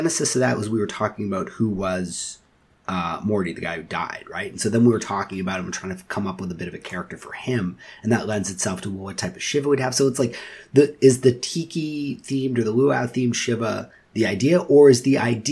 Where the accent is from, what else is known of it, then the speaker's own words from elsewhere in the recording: Toronto, Ontario, Canada; I hate that I was born in Toronto. And like, this is the most boring city